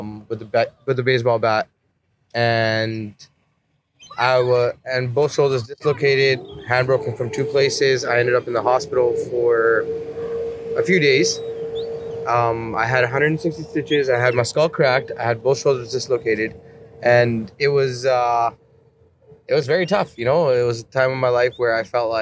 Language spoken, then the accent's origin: English; Calgary, Alberta, Canada; I'm out here in Toronto. I'm actually from Calgary